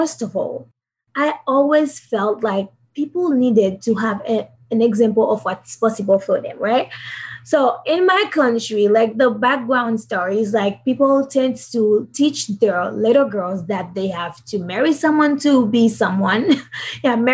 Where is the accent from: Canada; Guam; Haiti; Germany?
Haiti; I'm from Haiti.